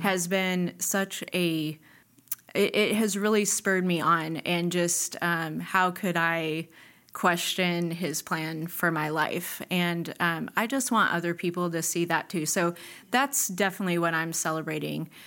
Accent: Nebraska, United States; moved away; I grew up in Nebraska.

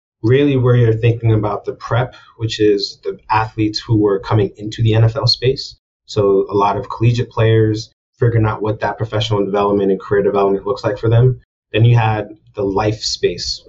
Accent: Boston, Massachusetts, United States; moved away as an adult; also born or lived in New York City; Being born and raised in Boston, Massachusetts

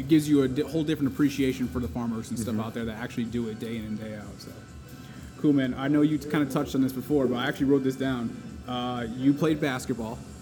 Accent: Connecticut, United States; I grew up in Connecticut

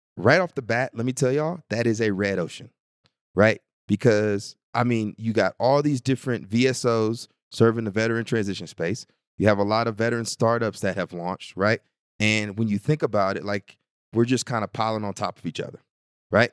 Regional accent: Bryan, Texas, United States; my hometown of Bryan College Station, Texas

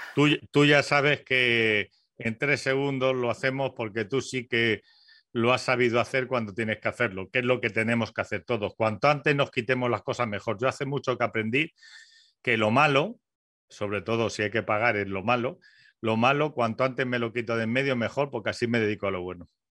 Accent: Spain; somos españoles

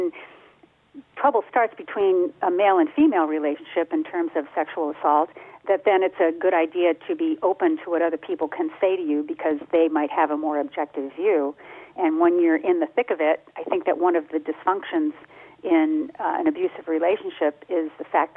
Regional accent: Detroit, Michigan, United States; moved away; The part I grew up in Detroit

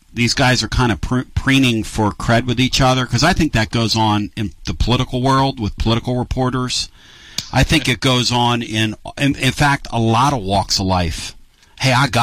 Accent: Northeast, United States; moved away; I grew up in the Northeast

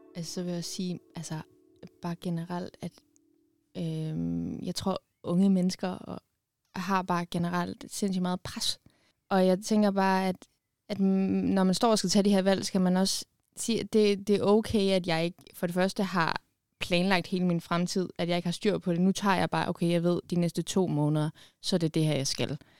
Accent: Bornholm, Capital Region of Denmark, Denmark; jeg er fra Bornholm

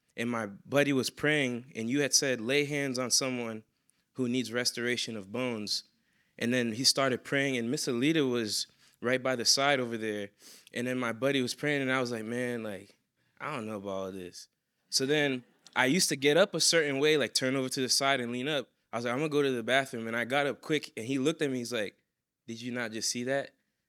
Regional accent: Boston, Massachusetts, United States; also born or lived in New York; So I came from Boston, Massachusetts. I grew up a little bit in New York.

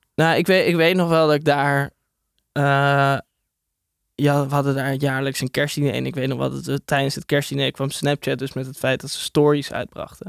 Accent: Hilversum, North Holland, Netherlands; En ik kom uit Hilversum

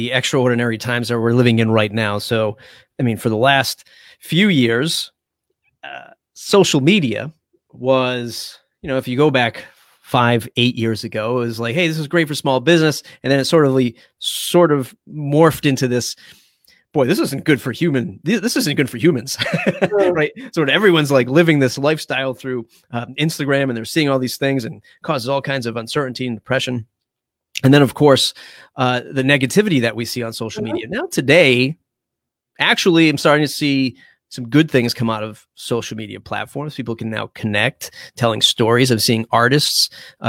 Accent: Dartmouth, Massachusetts, United States; now in Fall River, United States; I grew up in Dartmouth, in the sticks of Dartmouth, right out in the middle of nowhere

